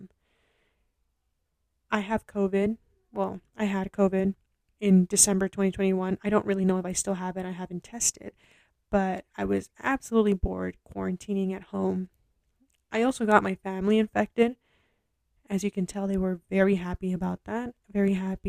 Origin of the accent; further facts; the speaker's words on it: Los Angeles, California, United States; I am from Los Angeles.